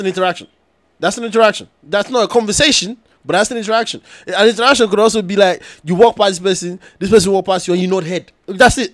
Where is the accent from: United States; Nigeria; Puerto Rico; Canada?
Nigeria; I'm from Nigeria